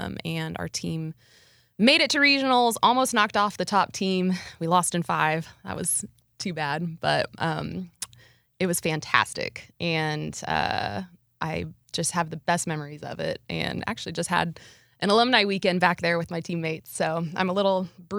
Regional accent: Nebraska, United States; moved away as an adult; also born or lived in Abilene, Texas; now in Texas, United States; growing up in Nebraska, Abilene seemed like a big town.

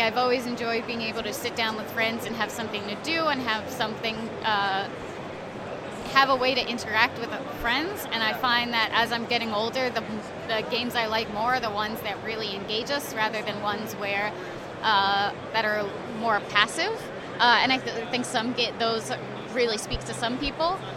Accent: New York, United States; I'm from New York

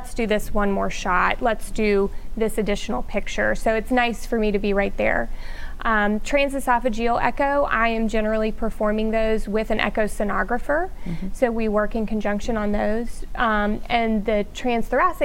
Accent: Shreveport, Louisiana, United States; I am from Shreveport, grew up here

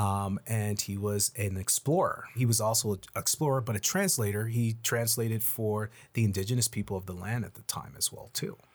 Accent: Yarmouth, Nova Scotia, Canada; now in Halifax, Canada; I'm from Yarmouth originally. Our born in, born and raised in Yarmouth, um, proud Yarmothian

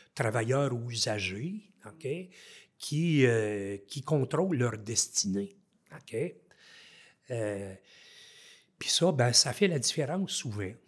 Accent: Haute-Gatineau, Outaouais, Quebec, Canada; moved away as an adult; en Outaouais, ici, dans ma région natale, en haute gatineau

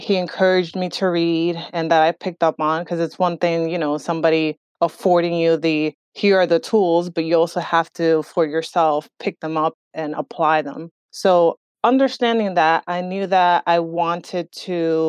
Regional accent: Northern New Jersey, United States; also born or lived in Dominican Republic; we started living in Jersey when I was 9 years old and really raised in New Jersey, in Northern New Jersey

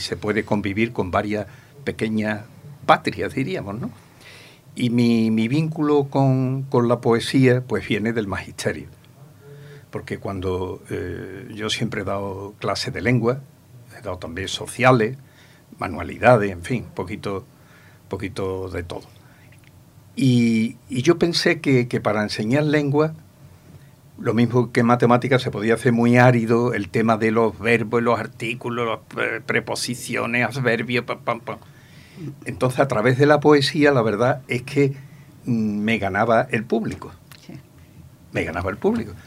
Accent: Ronda, Andalusia, Spain; moved away as an adult; now in Manilva, Spain; porque yo me vine de Ronda, que yo soy natural de Ronda. Eh, me vine con 23 años

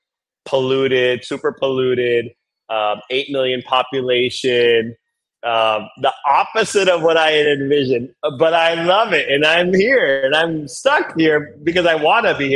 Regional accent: Los Angeles, California, United States; moved away as an adult; now in India; growing up in Los Angeles, in you know, about 20 miles east of downtown

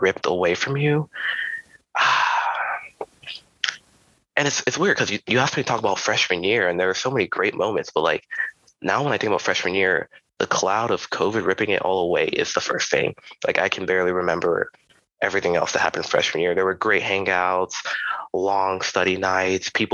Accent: Charlotte, North Carolina, United States; also born or lived in Raleigh, North Carolina; I was born and raised in Charlotte, North Carolina

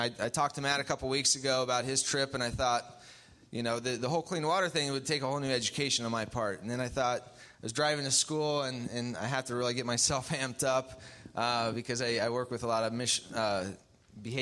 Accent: Philippines; now in Bloomington; I grew up in the Philippines

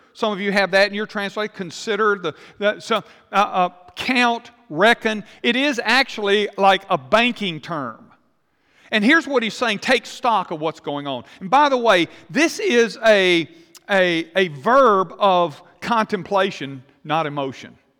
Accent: United States; we're Americans or we're American Christians

